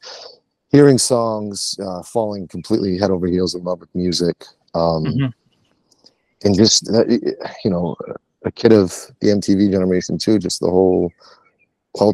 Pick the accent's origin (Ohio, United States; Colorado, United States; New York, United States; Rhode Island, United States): Rhode Island, United States; Warren; I'm born and raised in Warren, Rhode Island